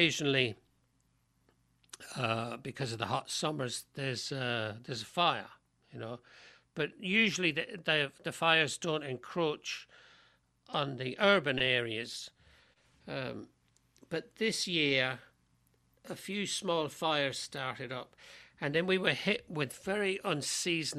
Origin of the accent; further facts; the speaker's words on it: London, United Kingdom; now in United States; these people that I knew growing up in London, let people know that I learned this in London